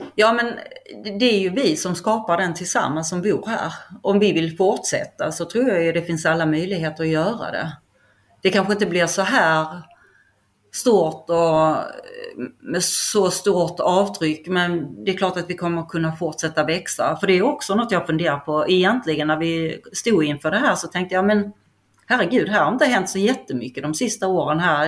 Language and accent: Swedish; Skåne, Sweden; accent: Skåne dialect; also born or lived in Stockholm; now in Kaxås, Sweden; jag är ju inte härifrån, vilket hörs på min dialekt, jag är från Skåne